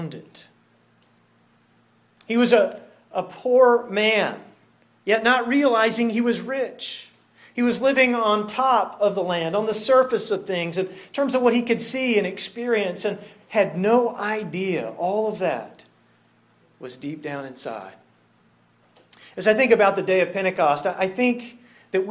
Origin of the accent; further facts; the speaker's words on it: Texas, United States; being a Texan